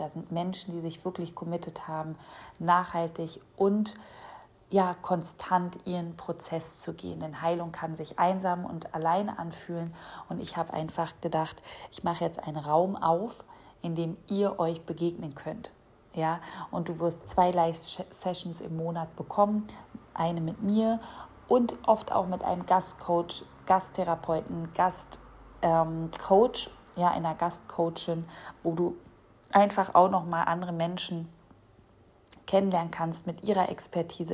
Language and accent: German; Berlin, Germany; moved away as an adult; ich bin ja in Berlin aufgewachsen, bin mittlerweile so ins Umland gezogen